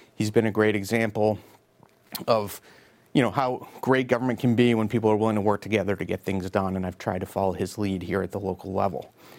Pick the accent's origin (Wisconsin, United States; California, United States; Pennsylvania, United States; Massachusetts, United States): Massachusetts, United States; Beverly; I grew up in Beverly, attended Beverly Public Schools, and graduated from Beverly High School in the class of ninety-five